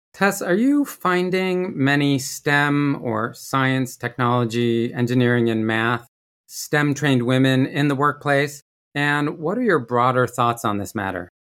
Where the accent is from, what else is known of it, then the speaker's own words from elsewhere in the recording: Rochester, New York, United States; I grew up in Rochester, New York